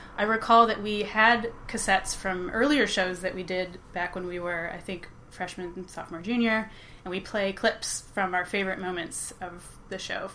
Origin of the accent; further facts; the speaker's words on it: Chicago suburbs, Illinois, United States; moved away as an adult; also born or lived in Milwaukee, Wisconsin; now in Brooklyn, United States; I grew up in the Chicago suburbs.